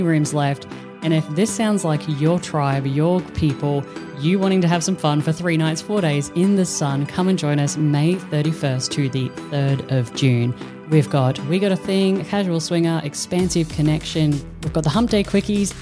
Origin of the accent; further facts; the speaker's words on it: Australia; now in Netherlands; we're Australian, we live in the Netherlands